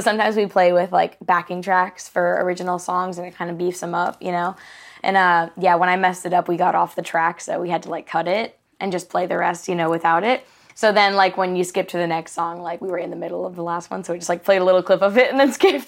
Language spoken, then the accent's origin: English; Charleston, South Carolina, United States; moved away as an adult; now in Nashville, United States; I grew up in Charleston. Uh, been there for all of the rest of my years